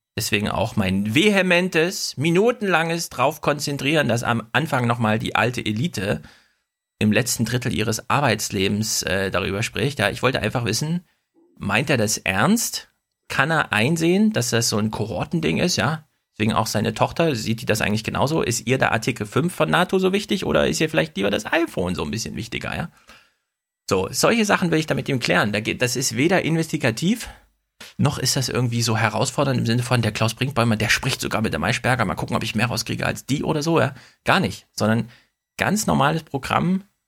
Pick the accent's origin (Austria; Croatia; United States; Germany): Germany; Jena, Thuringia; moved away; ich bin ja selber ein Ossi